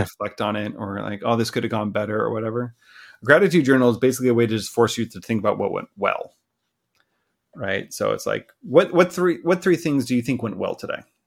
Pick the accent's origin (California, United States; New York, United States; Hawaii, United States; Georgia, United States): California, United States; Southern; moved away as an adult; also born or lived in Kitchener, Ontario; now in Vancouver, Canada; I grew up in Southern California.